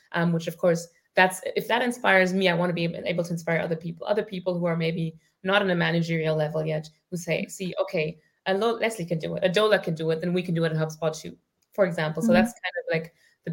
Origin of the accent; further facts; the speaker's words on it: Germany; also born or lived in Ireland; I grew up in Germany